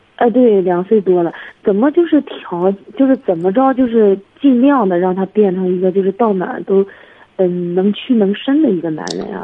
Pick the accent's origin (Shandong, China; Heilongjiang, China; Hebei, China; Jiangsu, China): Hebei, China; 我河北的